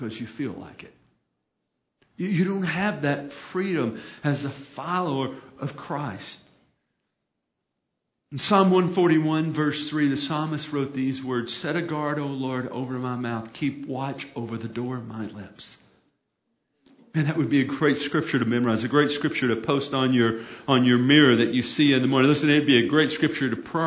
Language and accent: English; United States; I'm blessed to be born in a nation where I have freedom of speech.